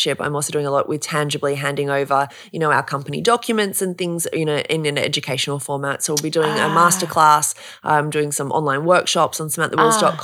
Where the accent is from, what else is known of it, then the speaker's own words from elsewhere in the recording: Australia; moved away; also born or lived in New York; as an Australian